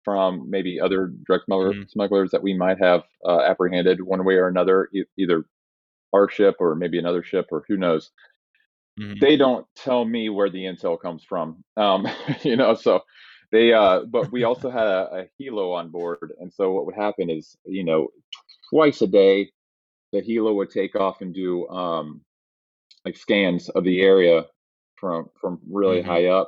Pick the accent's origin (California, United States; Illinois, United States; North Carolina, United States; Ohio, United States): North Carolina, United States; Raleigh; growing up in Raleigh, North Carolina